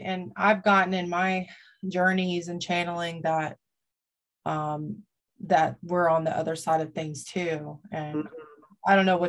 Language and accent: English; Florida, United States; now in North Carolina, United States; Well, I'm in North Carolina, but I'm from Florida.